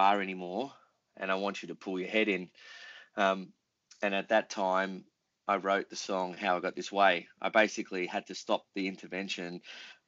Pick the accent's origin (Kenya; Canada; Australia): Australia; Melbourne, Victoria; we were an Australian band, we're from Melbourne